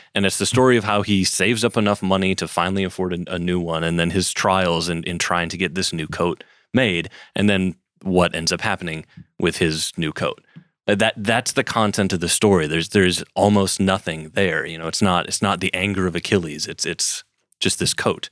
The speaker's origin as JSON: {"language": "English", "region": "Wisconsin", "country": "United States", "tie": "born or raised there", "said": "I grew up in Wisconsin"}